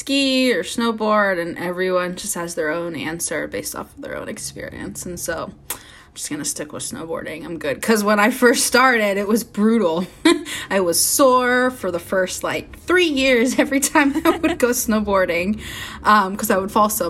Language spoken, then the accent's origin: English; Northern California, United States; I'm from Northern California